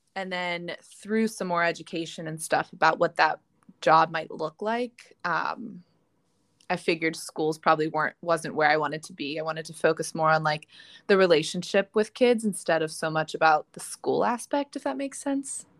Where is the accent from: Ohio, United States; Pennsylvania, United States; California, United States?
Pennsylvania, United States; Pittsburgh; I am born and raised in Pittsburgh